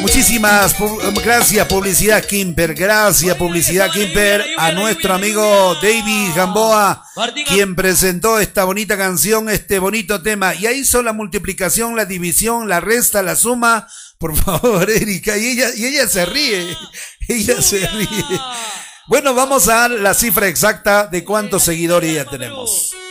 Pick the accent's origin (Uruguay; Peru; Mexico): Peru; Cusco; fuera del Cusco, de mi tierra